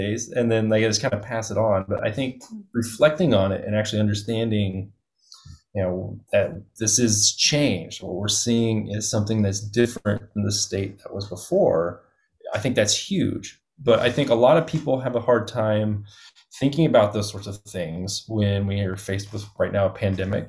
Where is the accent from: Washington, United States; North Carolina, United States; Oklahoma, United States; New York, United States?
Oklahoma, United States; moved away; I grew up in Oklahoma